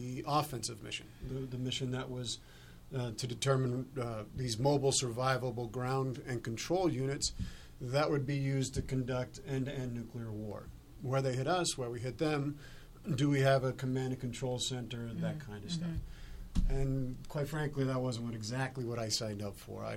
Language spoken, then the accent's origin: English; Arvada, Colorado, United States; also born or lived in Denver; I was born and raised in Colorado. Arvada is where my hometown is.